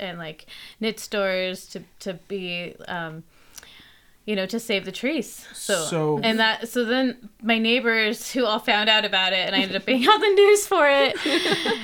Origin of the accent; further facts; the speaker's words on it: Logan, Utah, United States; also born or lived in El Salvador; now in Salt Lake City, United States; growing up in Logan, Utah, I was also really close to the mountains